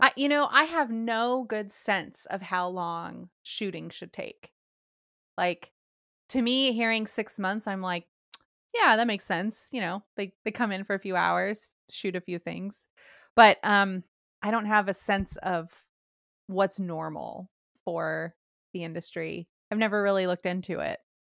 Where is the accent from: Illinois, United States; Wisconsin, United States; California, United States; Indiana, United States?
California, United States; I'm from California